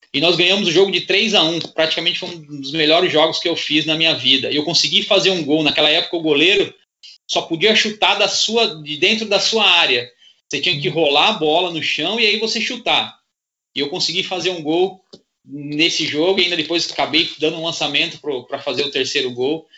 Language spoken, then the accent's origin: Portuguese; Santo André, São Paulo, Brazil; moved away as an adult; now in Praia Grande, Brazil; eu sou de Santo André, né? Minha família toda em Santo André. Eu hoje resido em Praia Grande, mas meus pais ainda moram em Santo André